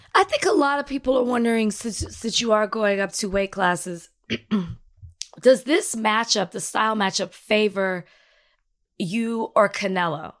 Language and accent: English; Dallas, Texas, United States; I'm from Dallas. I'm from Oak Cliff